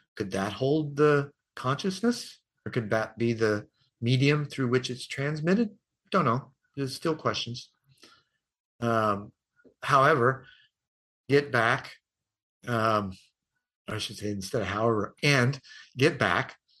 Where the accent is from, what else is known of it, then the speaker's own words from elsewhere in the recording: United States; I'm from America